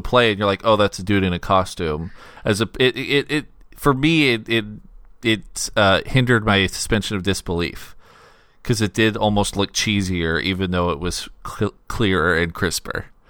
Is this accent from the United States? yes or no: yes; United States; as an American audience